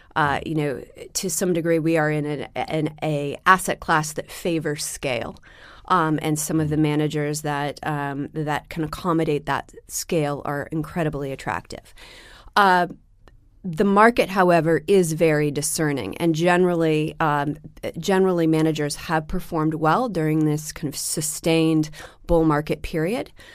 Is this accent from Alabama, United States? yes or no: no; Seattle, Washington, United States; now in New York, United States; I grew up in Seattle